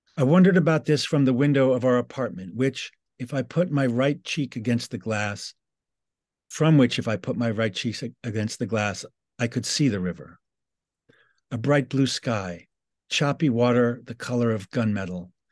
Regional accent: New York City, New York, United States; I'm from New York City. I was just sharing with Paul our shared childhood geography of the Upper West Side

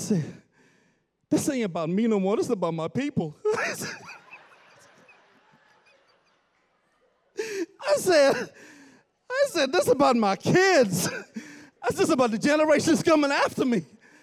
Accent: Bahamas; now in Kingsland, United States; I grew up in the Bahamas all my life

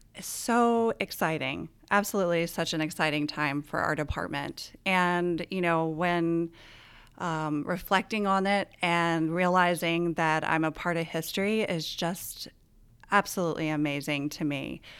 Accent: Winchester, Virginia, United States; I grew up in Winchester

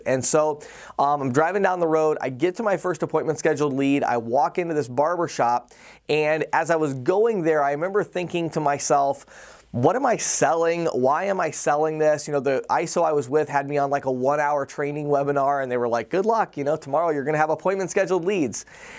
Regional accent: Chicago, Illinois, United States; now in Pennsylvania, United States; You know, I came from the Chicago area, and it was pretty unusual to walk into a business where they did not accept cards. And here I am in rural Pennsylvania in a little barber shop

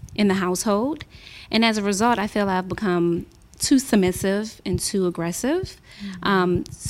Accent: Washington, District of Columbia, United States; I'm from Washington, D.C.

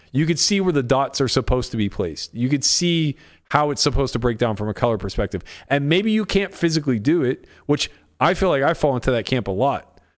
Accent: United States; I'm an American

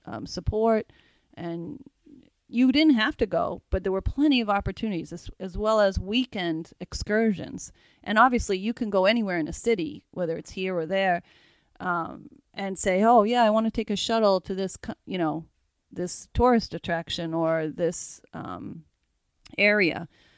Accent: Massachusetts, United States; We're from Massachusetts.

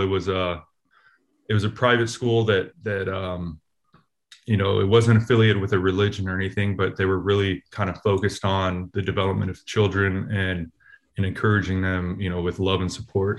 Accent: Oakland, California, United States; I grew up in Oakland.

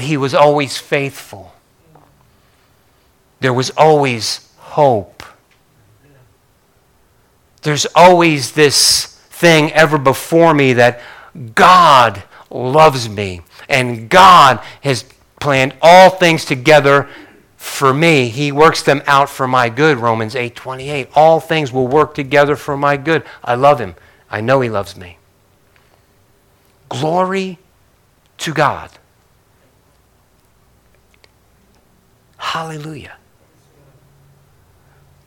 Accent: Northeast, United States; growing up in the Northeast

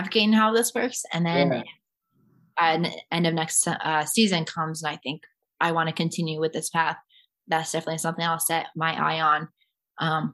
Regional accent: Cedar Rapids, Iowa, United States; In Cedar Rapids, my hometown

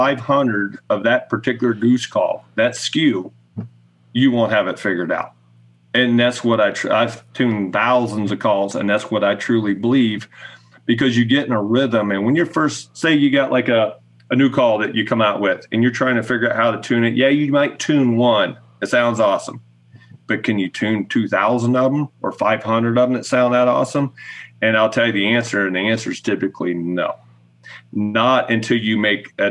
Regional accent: Ohio, United States; someone like me growing up in Ohio

